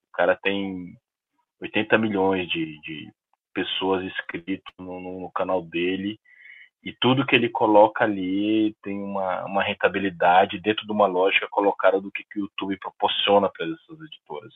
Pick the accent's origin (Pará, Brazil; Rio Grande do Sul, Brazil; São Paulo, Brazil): Pará, Brazil; Belém; eu sou de Belém